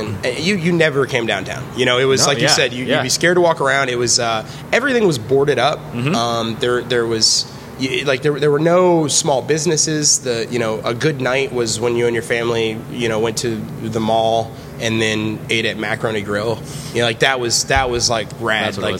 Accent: St. Petersburg, Florida, United States; also born or lived in Memphis, Tennessee; I grew up here in St. Petersburg

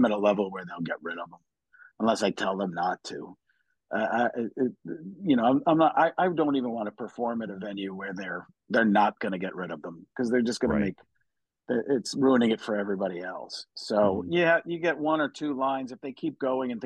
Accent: Wisconsin, United States; I grew up in Wisconsin

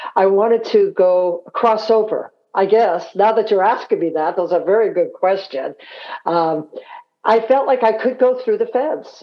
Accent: San Francisco, California, United States; also born or lived in Scotland; growing up in San Francisco

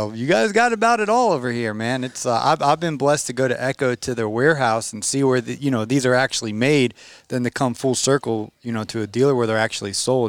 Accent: Atlanta, Georgia, United States; Now, I'm from Atlanta.

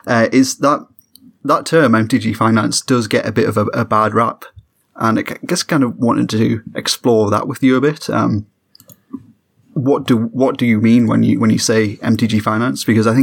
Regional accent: Newcastle upon Tyne, North East England, United Kingdom; Being a Geordie

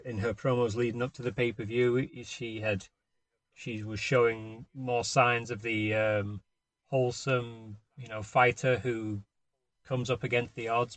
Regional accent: Warrington, North West England, United Kingdom; now in United States; from Warrington

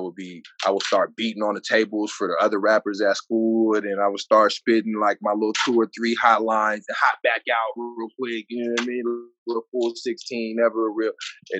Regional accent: San Diego, California, United States; also born or lived in Brockton, Massachusetts; I'm from Southeast San Diego, man. I spent a little bit of time on the East Coast, man, but I'm bred right here in these grounds, man. In San Diego, it's in the blood.

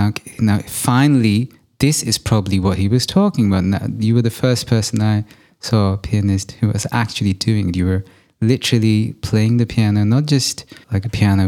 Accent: India; my time growing up in India

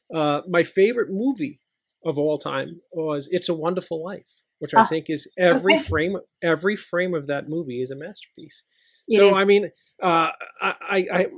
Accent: New York City, New York, United States; I grew up in Middle Village, Queens, which is right outside of New York City.

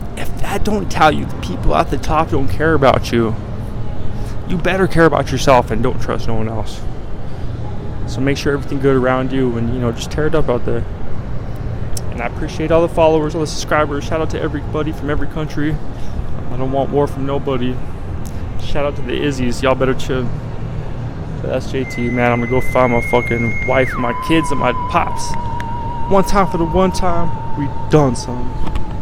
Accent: Colorado, United States; I'm from, as I've said before, I'm from Colorado.

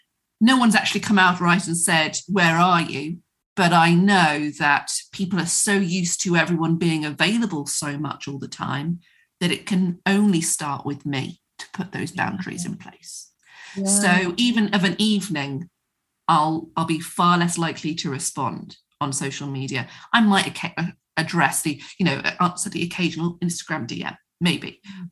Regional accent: England, United Kingdom; particularly as women, particularly as English women, to put ourselves last

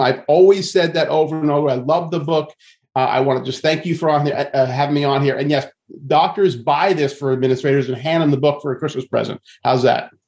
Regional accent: Long Island, New York, United States; I grew up in Long Island and in New York, and, and I can have this, unfortunately, a New Yorker attitude sometimes

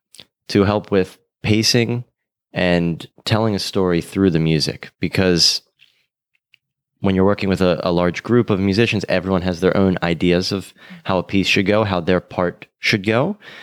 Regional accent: Baltimore, Maryland, United States; moved away as an adult; also born or lived in San Francisco; now in Miami Beach, United States; Before this, I was in San Francisco, but originally a Baltimore boy.

